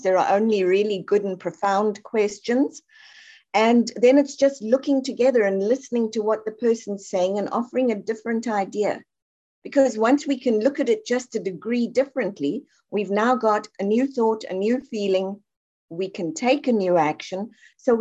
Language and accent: English; South Africa; I'm from South Africa